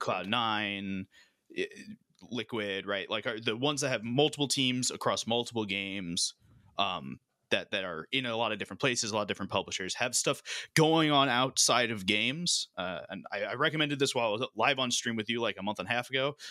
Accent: United States; I'm American

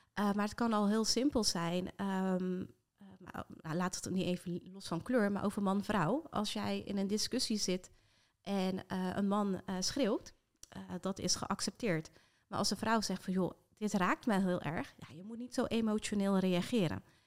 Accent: Rotterdam, South Holland, Netherlands; echt geboren en getogen in Rotterdam, dus dat hoor je af en toe nog eh, in de R

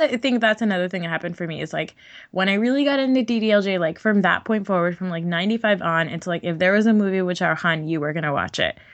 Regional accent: New Jersey, United States; growing up in New Jersey

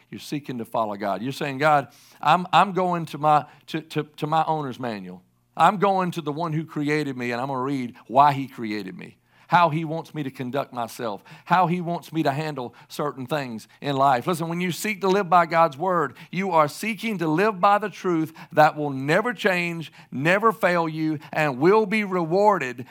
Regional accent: South Carolina, United States; I'm from the Southeast, I can say it, and I'm from South Carolina

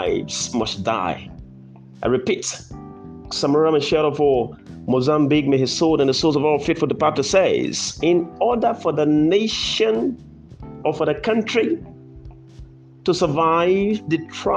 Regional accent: Liberia

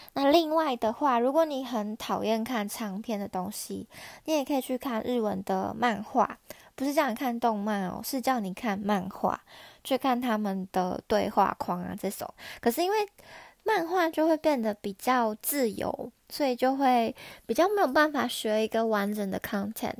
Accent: Taiwan; now in Japan; 我是在日本工作的台湾人

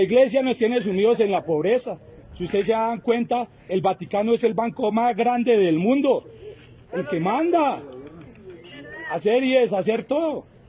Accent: Colombia; Nosotros como colombianos

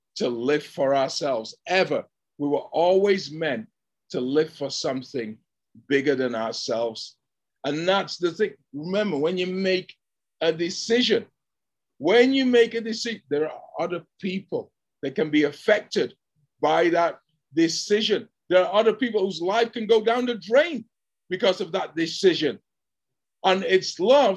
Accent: England, United Kingdom; moved away; where I grew up in England

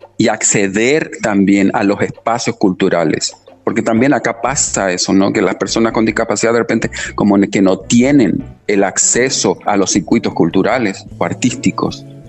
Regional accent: Chile; also born or lived in Argentina; now in Asunción, Paraguay; yo nací en Chile, eh, luego estuve un tiempo estudiando en Argentina también y luego eh, anclé acá en, Asunción.

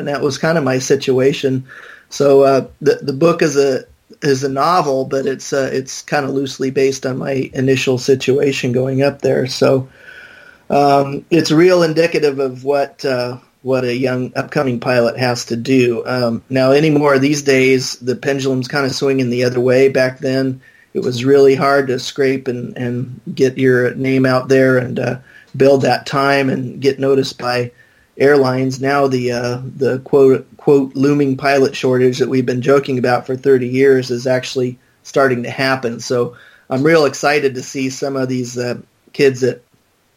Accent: Phoenix, Arizona, United States; I was born and raised in Phoenix

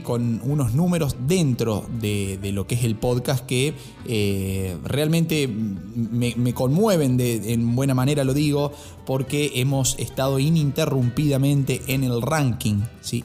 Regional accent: Argentina

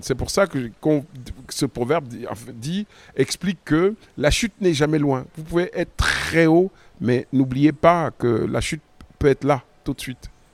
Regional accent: Cameroon; moved away; c'est mon pays d'origine

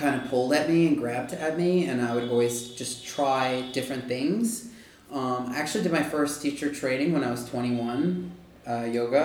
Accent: Long Island, New York, United States; I'm from Long Island, New York.

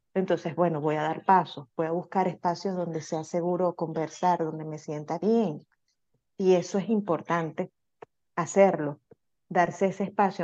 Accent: Venezuela; now in United States; Nosotros somos eh, inmigrantes, venimos de Venezuela

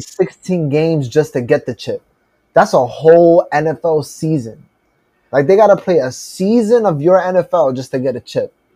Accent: New York City, New York, United States

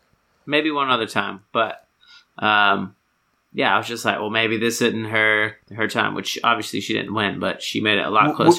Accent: United States; Since I'm American

